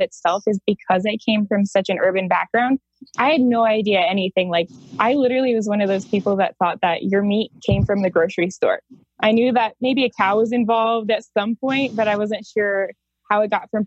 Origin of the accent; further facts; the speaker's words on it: Denver, Colorado, United States; I grew up in Denver, completely urban